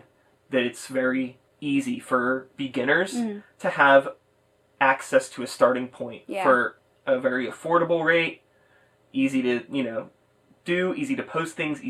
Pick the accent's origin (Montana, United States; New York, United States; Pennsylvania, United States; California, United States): Pennsylvania, United States; Pittsburgh; I grew up in Pittsburgh.